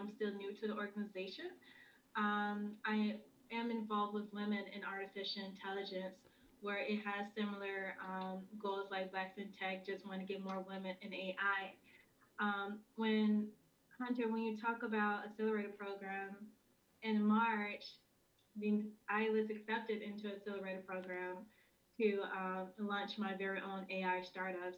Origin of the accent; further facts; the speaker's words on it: Memphis, Tennessee, United States; moved away as an adult; now in Minneapolis, United States; If you wonder where the accent is from, it's from Memphis. I'm from Memphis, Tennessee. I came here in Minneapolis here in 2018.